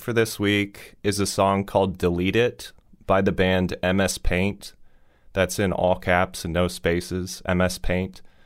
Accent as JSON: {"language": "English", "town": "Fort Wayne", "region": "Indiana", "country": "United States", "tie": "born or raised there", "said": "a DIY basement venue in my hometown"}